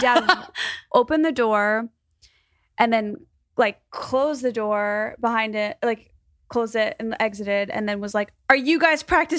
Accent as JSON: {"language": "English", "region": "Illinois", "country": "United States", "said": "I'm from Chicago suburbs."}